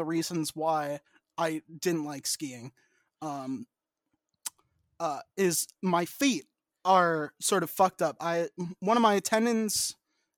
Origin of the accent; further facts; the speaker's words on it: central Pennsylvania, United States; I grew up in the Appalachians. I grew up in central Pennsylvania